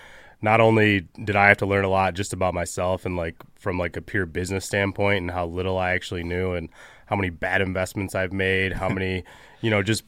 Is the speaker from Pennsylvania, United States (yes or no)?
no; Michigan, United States; I grew up in Southeast Michigan and started a company called Social House almost 4 years ago now